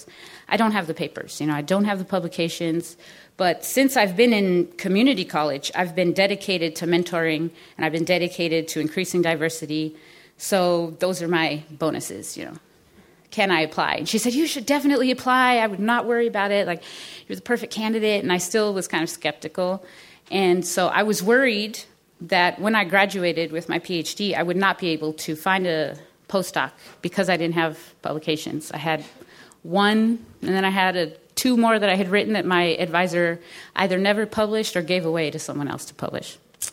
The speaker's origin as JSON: {"language": "English", "area": "Antelope Valley", "region": "California", "country": "United States", "said": "I'm from the Antelope Valley."}